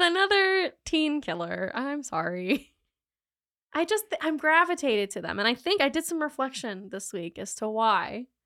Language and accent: English; Charlotte, North Carolina, United States; I'm from Charlotte